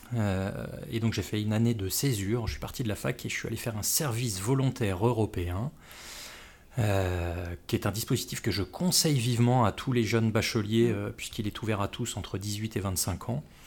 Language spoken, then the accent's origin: French; Les Mureaux, Île-de-France, France; moved away; de la bonne banlieue de, Paris, à savoir euh, en l'occurrence les Mureaux où j'ai grandi.